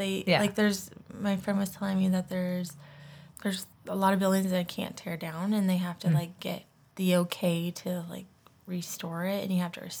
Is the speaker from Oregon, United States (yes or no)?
yes; Oregon, United States; we're from Oregon